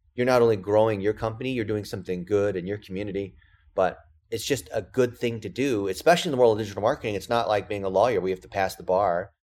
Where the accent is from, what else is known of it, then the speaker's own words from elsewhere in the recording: California, United States; English is a second language; I'm an A B C, which that means American born Chinese, and I didn't speak English when I started.